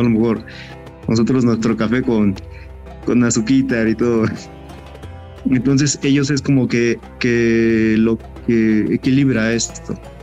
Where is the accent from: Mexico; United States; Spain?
Mexico